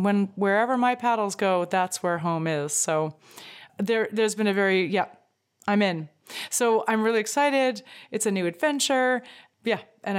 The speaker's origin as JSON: {"language": "English", "country": "Greece", "said": "Well, so I'm from Greece and I will be staying here if, one way ticket booked."}